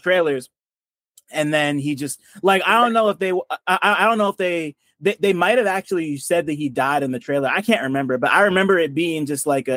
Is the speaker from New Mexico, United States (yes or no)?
no; New Jersey, United States; I'm from Jersey